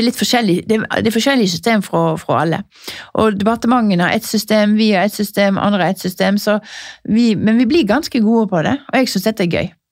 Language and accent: Norwegian; Norheimsund, Vestland, Norway; now in Oslo, Norway; har jeg kjøpt meg en liten leilighet i Nordheimsund, der jeg er fra.